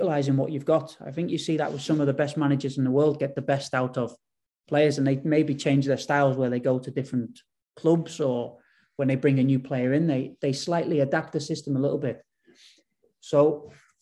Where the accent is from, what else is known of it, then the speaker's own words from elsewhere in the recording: England, United Kingdom; moved away as an adult; now in Bodø, Norway; growing up in England, being in England sort of my whole life